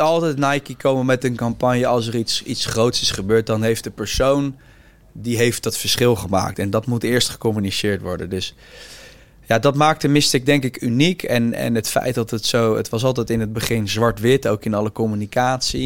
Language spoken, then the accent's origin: Dutch; The Hague, South Holland, Netherlands; ik kom zelf ook uit Den Haag